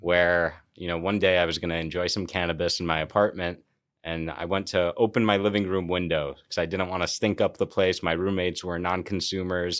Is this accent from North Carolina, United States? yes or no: no; New York, United States; also born or lived in California; as a New Yorker